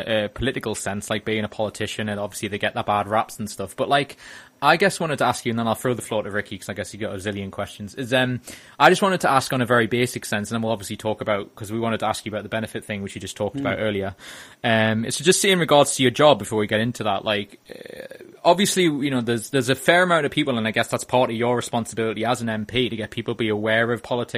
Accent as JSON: {"language": "English", "town": "Wallsend", "region": "North East England", "country": "United Kingdom", "tie": "born or raised there", "said": "me growing up in my area. I'm from Alls End"}